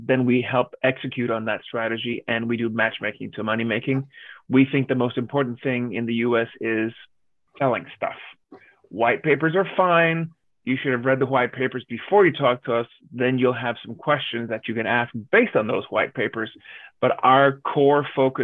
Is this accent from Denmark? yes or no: yes; Denmark; now in Los Angeles, United States; I grew up in Denmark